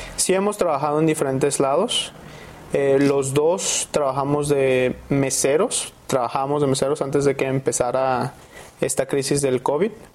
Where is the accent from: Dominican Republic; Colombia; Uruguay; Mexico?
Mexico; Guadalajara, Jalisco; moved away as an adult; also born or lived in San Francisco, United States; Nací aquí en Guadalajara, Jalisco y hice mis estudios en Estados Unidos